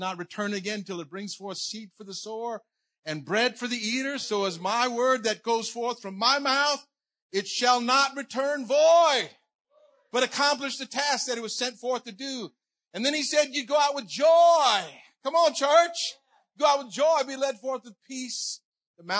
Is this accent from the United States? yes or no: yes; New Iberia, Louisiana, United States; when I was four, we moved down to New Iberia, Louisiana, and I grew up there. So I'm Cajun